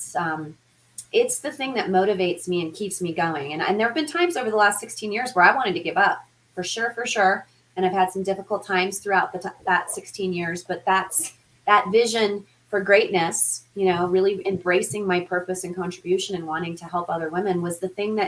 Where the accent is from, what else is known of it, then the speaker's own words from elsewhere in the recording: Denver, Colorado, United States; the Denver metro area, which is where I grew up here in Colorado